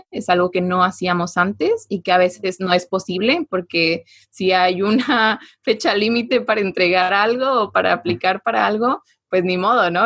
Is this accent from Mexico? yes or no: yes; Mexico; es algo que tenemos como mexicanos, esta empatía muy desarrollada